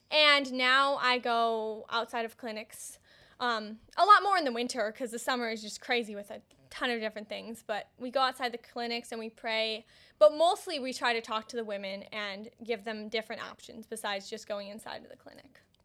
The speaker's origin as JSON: {"language": "English", "town": "Woodstock", "region": "Illinois", "country": "United States", "said": "I'm from McHenry County. I'm from Woodstock"}